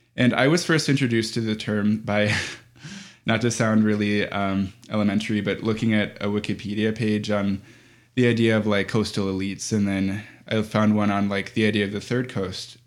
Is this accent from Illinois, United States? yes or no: yes; Chicago, Illinois, United States; I grew up in Chicago.